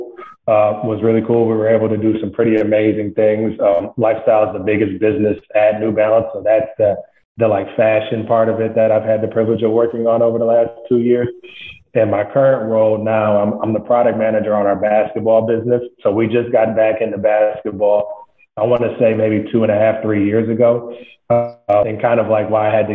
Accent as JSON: {"language": "English", "town": "Flint", "region": "Michigan", "country": "United States", "tie": "born or raised there", "moved": "as an adult", "said": "I was born and raised in Flint, Michigan"}